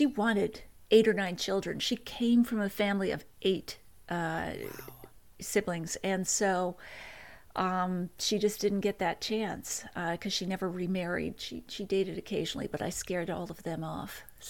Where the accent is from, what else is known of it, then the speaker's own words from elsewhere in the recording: Nova Scotia, Canada; also born or lived in Toronto; And officially, I was born in Toronto. And then we soon moved back to Nova Scotia, where all my relatives are from. And that would be a lot of small towns in Cape Breton